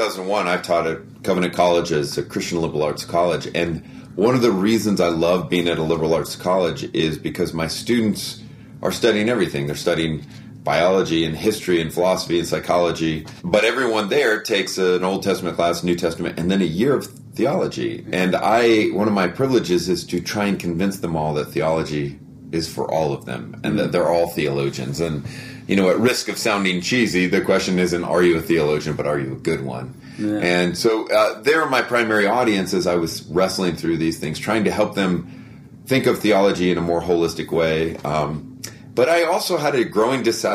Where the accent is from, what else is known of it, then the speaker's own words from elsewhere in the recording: Lodi, California, United States; also born or lived in London, United Kingdom; now in Lookout Mountain, Georgia, United States; I was born and raised in Lodi